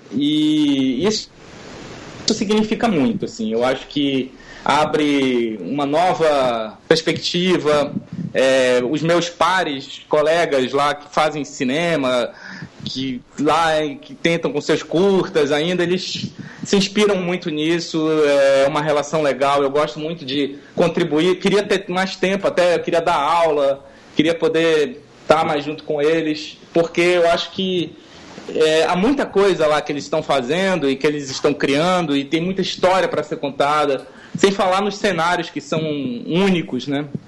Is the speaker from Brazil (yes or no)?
yes; the Amazon, North Region, Brazil; mostrar isso com o sotaque da gente de lá, com o jeito da gente de lá, com a cara que a gente tem de lá